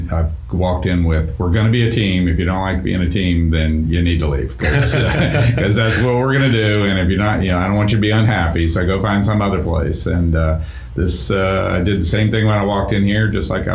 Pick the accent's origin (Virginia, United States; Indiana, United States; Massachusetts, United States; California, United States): Virginia, United States; moved away as an adult; also born or lived in Pennsylvania; now in North Carolina, United States; I'm a Virginia, native Virginian